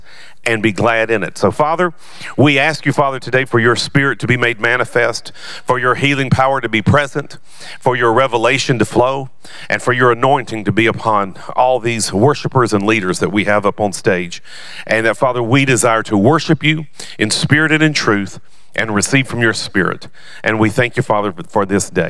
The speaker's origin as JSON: {"language": "English", "region": "the South", "country": "United States", "said": "I'm from the South"}